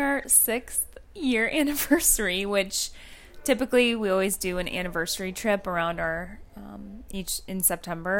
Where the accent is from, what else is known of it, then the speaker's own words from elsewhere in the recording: West Coast, United States; moved away; the West Coast, even where I grew up